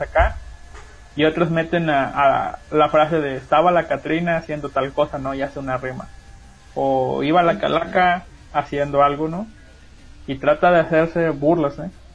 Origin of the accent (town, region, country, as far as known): La Huasteca, Mexico